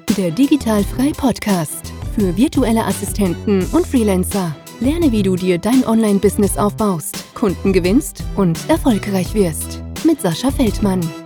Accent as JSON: {"language": "German", "town": "Arnsberg", "region": "North Rhine-Westphalia", "country": "Germany", "tie": "born or raised there", "moved": "yes", "said": "Ich weiß nicht, kennst du Arnsberg?"}